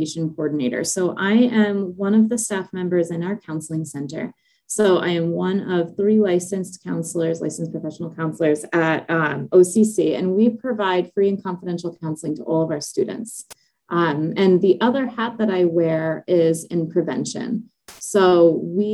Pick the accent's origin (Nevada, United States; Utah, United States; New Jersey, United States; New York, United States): New Jersey, United States; Ocean County; I grew up in Ocean County